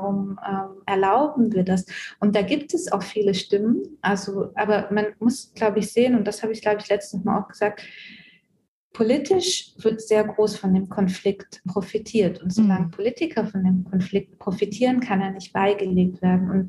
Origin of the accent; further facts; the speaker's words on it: Germany; das ist meine Aufgabe als Deutsche, als dritte Generation Deutsche, als ähm, Deutsche, deren Großeltern im äh, Holocaust involviert waren